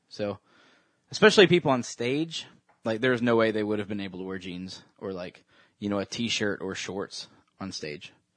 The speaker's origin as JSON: {"language": "English", "region": "the Bible Belt", "country": "United States", "tie": "born or raised there", "said": "growing up in the Christian, you know, culture and in the middle of the Bible Belt"}